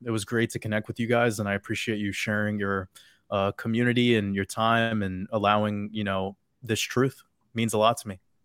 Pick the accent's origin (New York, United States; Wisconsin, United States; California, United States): New York, United States; I grew up in New York with a father who was a drug addict